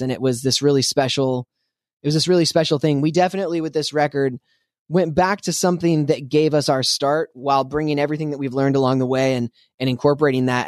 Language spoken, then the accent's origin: English; Spokane, Washington, United States; I grew up in Spokane, Washington.